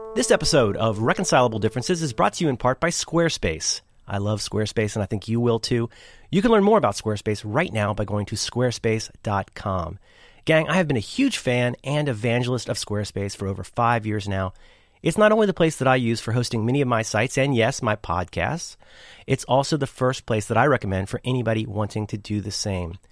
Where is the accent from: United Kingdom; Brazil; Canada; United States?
United States; Ohio; I'm from Ohio